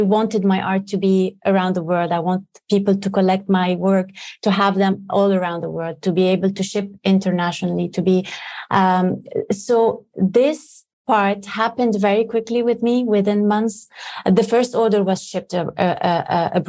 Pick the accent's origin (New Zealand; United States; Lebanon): Lebanon; growing up in Lebanon